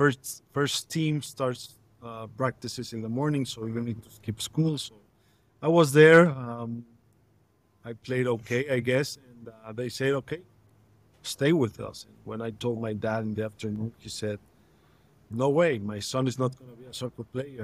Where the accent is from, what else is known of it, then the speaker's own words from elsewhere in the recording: Mexico City, Mexico; I'm born and raised in Mexico City